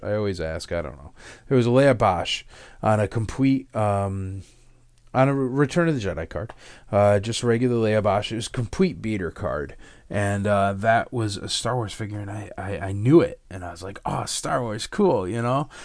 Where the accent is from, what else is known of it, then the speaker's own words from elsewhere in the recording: Connecticut, United States; moved away; I grew up in Connecticut